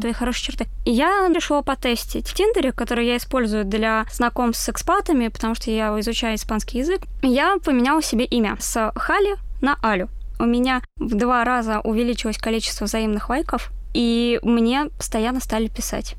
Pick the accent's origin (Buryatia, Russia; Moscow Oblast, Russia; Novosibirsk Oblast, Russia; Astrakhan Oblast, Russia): Moscow Oblast, Russia; Я родилась в Подмосковье